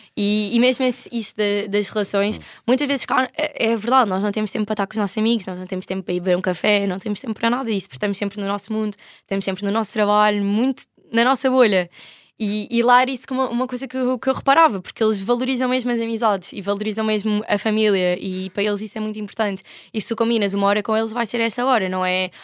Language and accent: Portuguese; Portugal; Eu era a única portuguesa